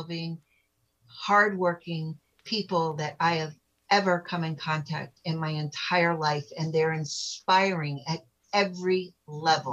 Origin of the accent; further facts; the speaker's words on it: United States; I was born in America